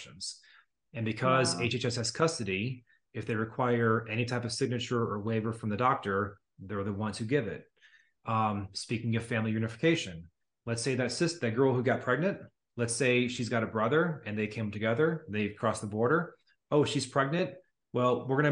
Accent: United States; I'm an American.

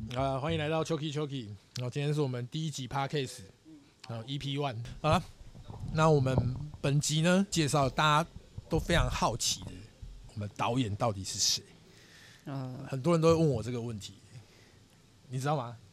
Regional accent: Chiayi, Taiwan; 我是嘉义人嘛

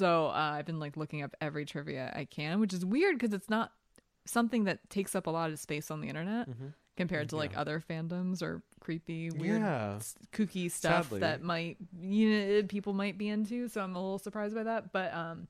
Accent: Pennsylvania, United States; I'm from Pennsylvania, man.

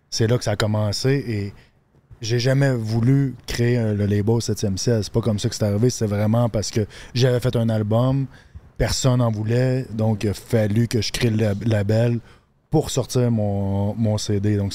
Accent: Quebec, Canada; j'ai grandi en Abitibi. Je suis parti deux ans vivre avec mon père en Ontario, à Thunder Bay.

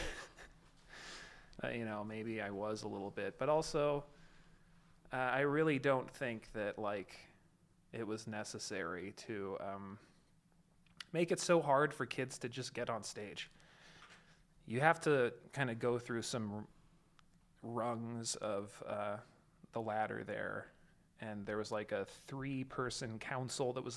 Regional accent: Southern California, United States; I grew up in Southern California

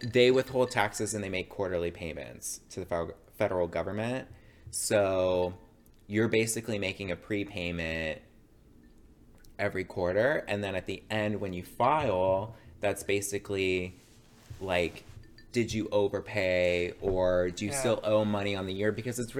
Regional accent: Gaithersburg, Maryland, United States; moved away as an adult; now in Washington, DC, United States; I'm from G-Berg. But Gaithersburg, Maryland

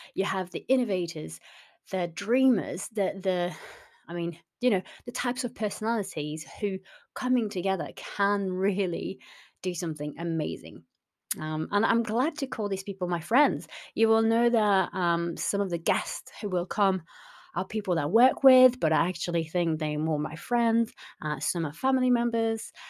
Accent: France; also born or lived in North West England; now in Southwest Scotland, United Kingdom; originally I'm from France

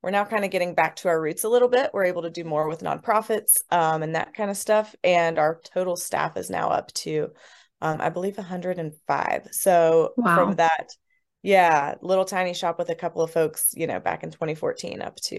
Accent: West Virginia, United States; I grew up actually on the Mason-Putnam County line in West Virginia.

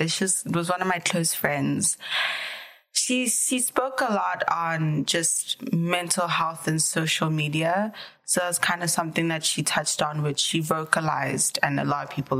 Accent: South Africa; moved away; I'm from South Africa.

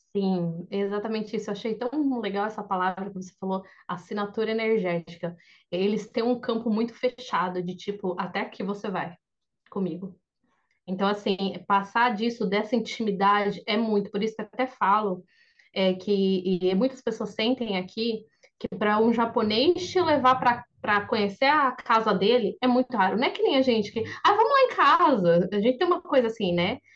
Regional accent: Brazil; now in Japan; eu sou brasileira

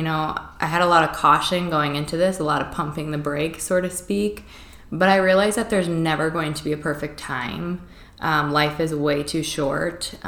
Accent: DeWitt, Iowa, United States; also born or lived in Quad Cities; I grew up in DeWitt, which is a small town of 5,000 people, not that far away

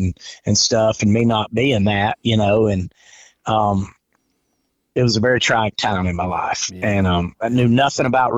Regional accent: Georgia, United States; born or raised there; also born or lived in Fort Walton Beach, Florida / Cave Spring, Georgia / Atlanta, Georgia / North Alabama; now in Florida, United States

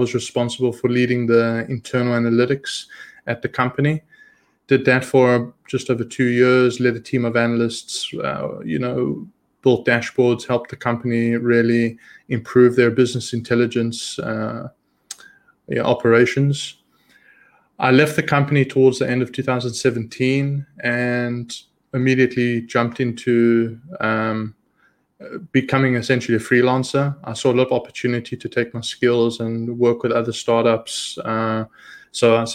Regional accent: South Africa; moved away as an adult; also born or lived in Israel; So I'm originally born and raised in South Africa. At the age of 19, my family and I, we immigrated to Israel

